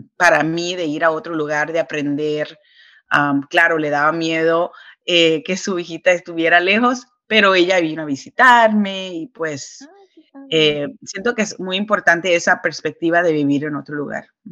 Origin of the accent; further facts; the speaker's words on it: New York, United States; Soy caribeña, entonces, aunque me crié y nací acá en Nueva York